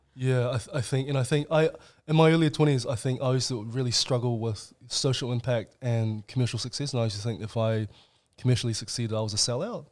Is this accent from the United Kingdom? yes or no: no; New Zealand; also born or lived in China; we were Chinese immigrants, uh, to New Zealand, and I, we came here in nineteen ninety-five, so I would have been five years old.